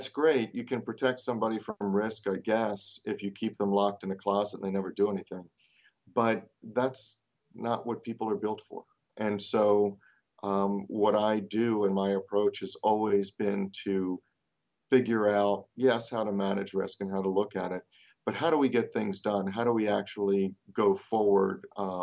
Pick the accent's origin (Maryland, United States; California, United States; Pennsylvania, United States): Maryland, United States; Baltimore; also born or lived in North Carolina; I am from Baltimore, Maryland